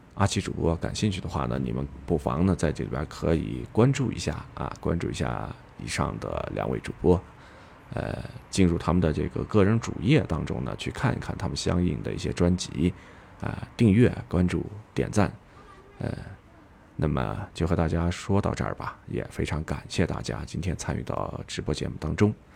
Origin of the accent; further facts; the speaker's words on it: Yunnan, China; accent: Yunnan dialect; 用我们云南话说的，非常的板扎